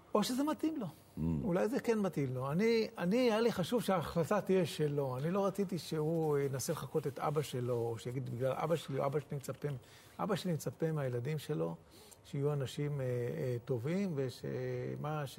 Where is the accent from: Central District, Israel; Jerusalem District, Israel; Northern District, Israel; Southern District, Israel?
Northern District, Israel; Nahalal; נהלל בכלל זה מושב קטן ששילם מחיר אה, דמים מאוד מאוד גבוה בשביל שנהיה כאן בארץ ישראל. יש לנו, אם, אה, אם אני לא טועה, 39 בנים שנפלו במלחמות ישראל